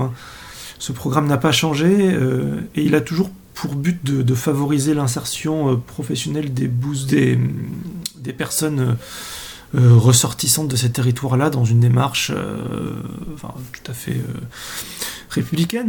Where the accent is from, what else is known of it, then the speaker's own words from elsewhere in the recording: Comminges, south of Haute-Garonne, Occitania, France; je suis originaire du, du Comminges, du sud de la Haute-Garonne